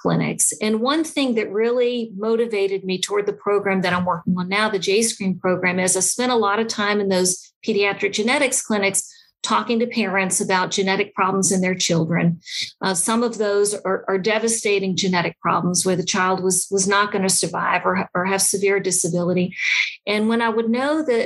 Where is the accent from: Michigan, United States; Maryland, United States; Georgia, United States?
Georgia, United States; Atlanta; I grew up here in the Atlanta Jewish community